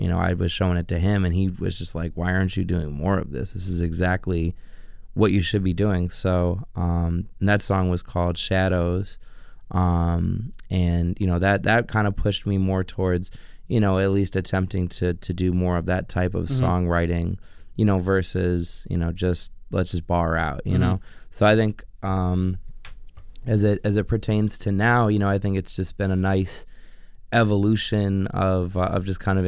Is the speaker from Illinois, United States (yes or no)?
yes; Chicago, Illinois, United States; I'm from Old Irving Park, just west of Irving and Pulaski. Mm-hmm. That's where I grew up